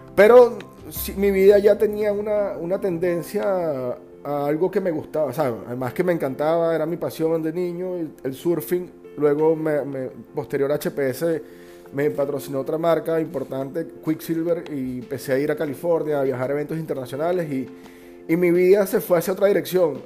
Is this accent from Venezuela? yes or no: yes; Margarita Island, Nueva Esparta, Venezuela; also born or lived in Caracas; yo soy caraqueño, nací en Caracas a muy temprana edad, a los tres años mis padres deciden mudarse a Margarita